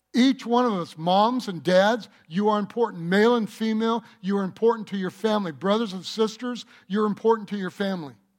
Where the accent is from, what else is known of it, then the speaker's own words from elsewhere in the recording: Michigan, United States; moved away; also born or lived in North Carolina / California; I grew up in Michigan